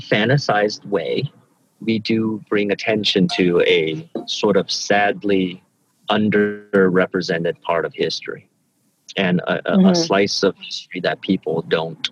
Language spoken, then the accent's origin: English; Memphis, Tennessee, United States; also born or lived in Kobe, Japan / Guangxi, China; we immigrated when I was a child to the deep south of America, which is Memphis, Tennessee. And that's where I was sort of came of age.